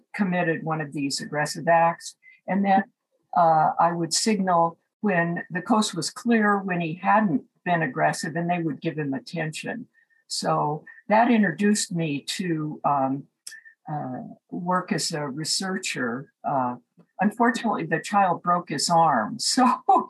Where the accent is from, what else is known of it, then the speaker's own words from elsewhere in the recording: Seattle, Washington, United States; moved away as an adult; also born or lived in San Francisco; I grew up in Seattle, Washington, and attended the University of Washington as an undergraduate